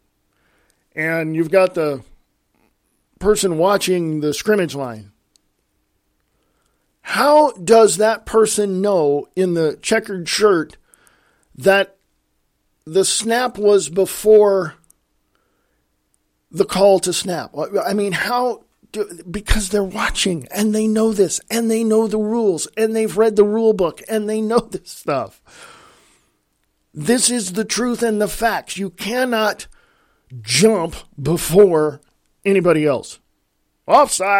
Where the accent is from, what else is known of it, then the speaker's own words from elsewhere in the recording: United States; I'm an American.